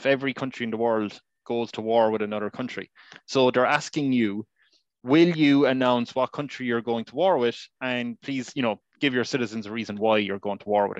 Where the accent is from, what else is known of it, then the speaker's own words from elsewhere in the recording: Ireland; Honestly, growing up in Ireland